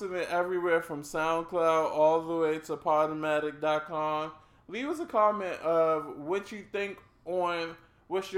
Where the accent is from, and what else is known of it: Washington, District of Columbia, United States; born or raised there